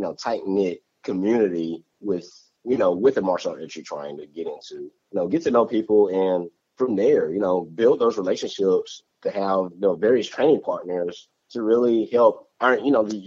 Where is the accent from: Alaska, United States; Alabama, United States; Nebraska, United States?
Alabama, United States; Tuscaloosa; right in my hometown